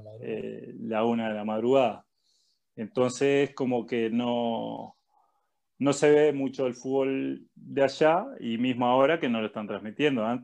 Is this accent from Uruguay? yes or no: yes; Uruguay; moved away as an adult; somos uruguayos los dos